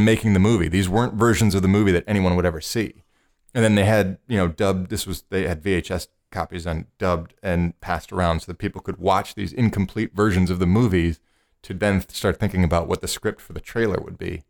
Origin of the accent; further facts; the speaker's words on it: Cleveland, Ohio, United States; moved away; Cleveland, which is my hometown.